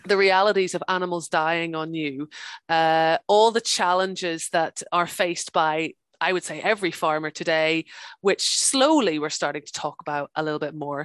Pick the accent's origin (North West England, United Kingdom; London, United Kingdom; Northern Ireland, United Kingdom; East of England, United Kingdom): Northern Ireland, United Kingdom; also born or lived in England; now in Scotland, United Kingdom; I'm from Ireland originally. I'm from the north of Ireland. So my, my mom and dad live just outside Belfast